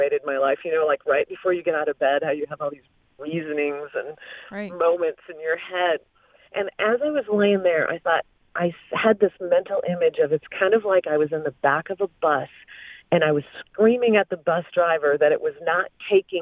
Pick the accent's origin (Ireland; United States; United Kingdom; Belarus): United States; Flint, Michigan; I was raised in Flint, Michigan, in a kind of a poor area